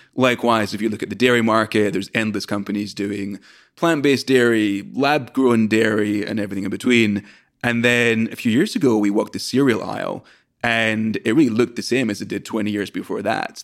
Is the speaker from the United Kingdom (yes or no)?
yes; Scotland, United Kingdom; moved away as an adult; now in United States; I'm from Scotland originally, came to the US to study at Brown